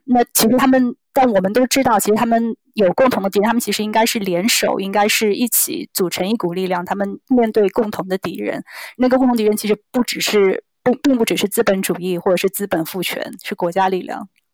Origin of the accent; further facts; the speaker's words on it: China; 如果我们今天作为在中国长大有中国经验的人